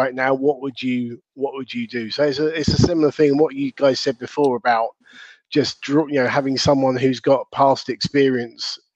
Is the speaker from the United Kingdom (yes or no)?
yes; Southern England, United Kingdom; accent: Southern English; my Southern English accent